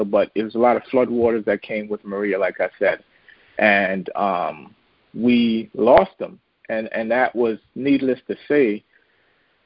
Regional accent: U.S. Virgin Islands; now in Maryland, United States; I grew up in St. Thomas, U.S. Virgin Islands

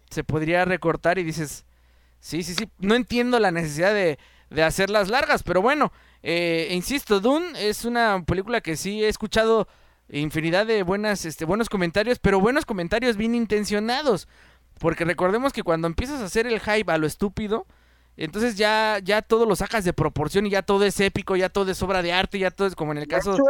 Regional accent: Mexico; nosotros como mexicanos

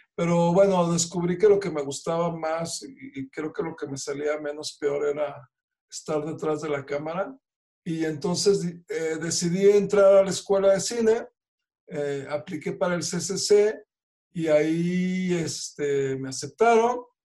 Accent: Mexico

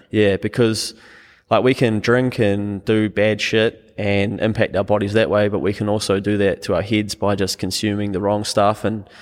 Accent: Harwood, New Zealand; now in Auckland, New Zealand; because I come from Harwood to Auckland. I used to go home at lunch, take me 3 minutes.

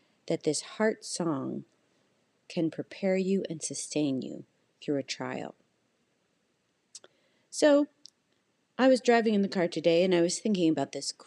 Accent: Canada; now in United States; I'm Canadian and we have a cottage in Canada

